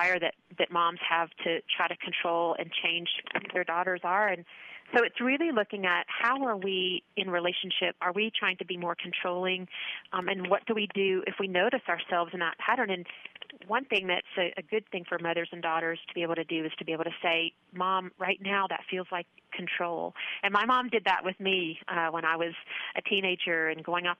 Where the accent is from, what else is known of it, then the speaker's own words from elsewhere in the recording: North Georgia, United States; moved away as an adult; also born or lived in Auburn, Alabama; now in Colorado, United States; I grew up in North Georgia with a mom and dad and a brother, and went off to college in the South, and I moved out to Colorado about 16 years ago